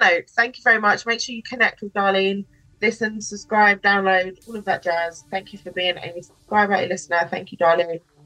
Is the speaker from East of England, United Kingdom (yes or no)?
no; London, United Kingdom; moved away as an adult; also born or lived in Mallorca / Barbados; I'm from London